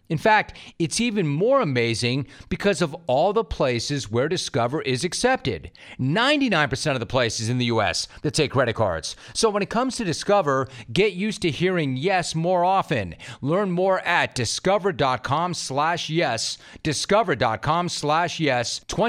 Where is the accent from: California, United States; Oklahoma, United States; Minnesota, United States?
California, United States; Los Angeles; I'm a native Californian. I grew up in Los Angeles. I've spent my entire life in the state of California.